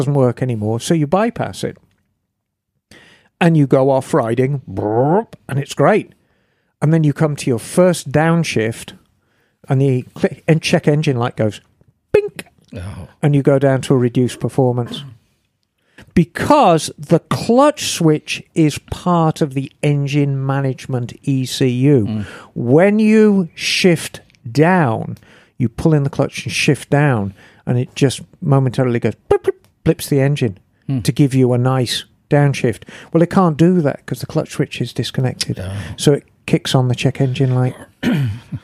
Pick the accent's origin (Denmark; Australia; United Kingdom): United Kingdom; England; moved away as an adult; also born or lived in California; growing up in England